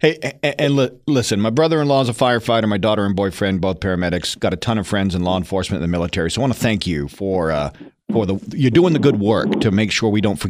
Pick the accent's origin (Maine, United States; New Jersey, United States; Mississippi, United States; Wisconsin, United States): Maine, United States; moved away; I was just back home in the town I grew up in Maine.